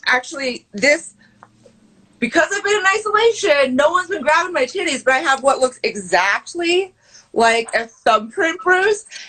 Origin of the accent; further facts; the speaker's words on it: Pacific Northwest, United States; I grew up camping in the Pacific Northwest